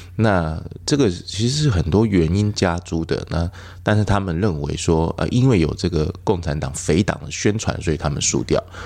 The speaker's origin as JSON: {"language": "Chinese", "town": "Yilan", "region": "Yilan County", "country": "Taiwan", "tie": "born or raised there", "said": "我是宜兰人"}